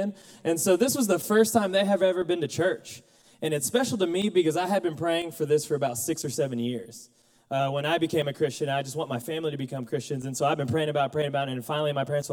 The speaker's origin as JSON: {"language": "English", "town": "Mustang", "region": "Oklahoma", "country": "United States", "moved": "as an adult", "lives_now": "Conway, United States", "said": "I'm from Mustang, Oklahoma"}